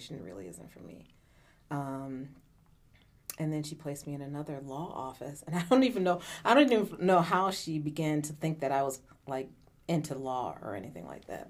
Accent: Syracuse, New York, United States; I was born and raised here in Syracuse, New York

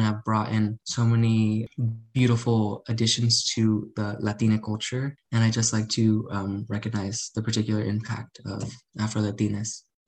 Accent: Arizona, United States; I'm a Mexican American, and I, um, I'm from Arizona

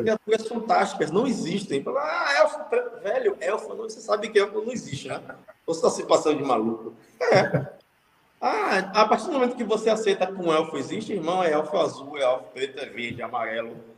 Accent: Salvador, Bahia, Brazil; Da parte de onde eu nasci, da maré.

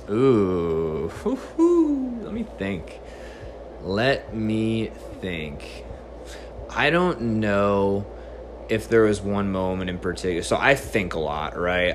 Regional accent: New Jersey, United States; moved away as an adult; also born or lived in South Carolina; So, I originally grew up in New Jersey. I stayed there till I was about 18 years old.

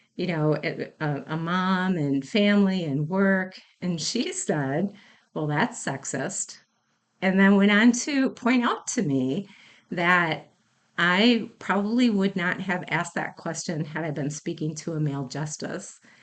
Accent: Mount Pleasant, Wisconsin, United States; I am from Wisconsin. I grew up in the town of Mount Pleasant, which is in Racine County

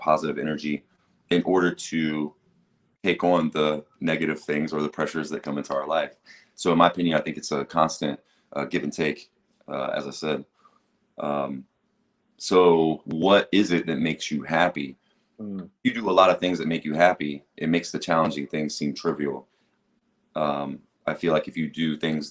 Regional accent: Xenia, Ohio, United States; also born or lived in Jamestown, Ohio / Dayton, Ohio; being a white kid in Jamestown, Ohio, which is where I moved to from Xenia, my parents got divorced and moved out to Jamestown. And being from Xenia

